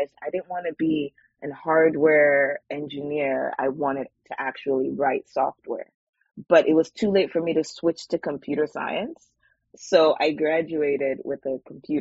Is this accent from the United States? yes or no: no; Nigeria; now in Vancouver, Canada; Growing up in Nigeria